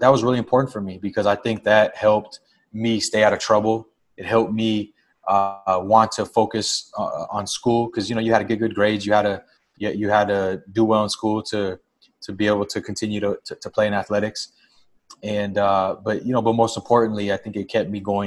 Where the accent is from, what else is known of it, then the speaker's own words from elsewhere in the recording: Los Angeles, California, United States; also born or lived in Montebello, California; I grew up in Boyle Heights initially, and then at the end of elementary school, moved to Montebello, where I pretty much spent the rest of my childhood. So it's, you know, kind of greater East Los Angeles area